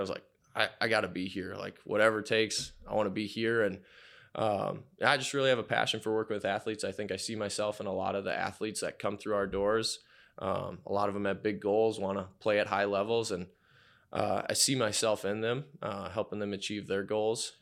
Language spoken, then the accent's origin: English; Menomonie, Wisconsin, United States; grew up there, uh, really liked the small town atmosphere